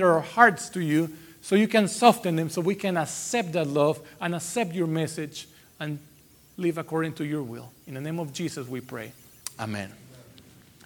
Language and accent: English; Iquitos, Loreto, Peru; moved away; I was born in Iquitos, Peru.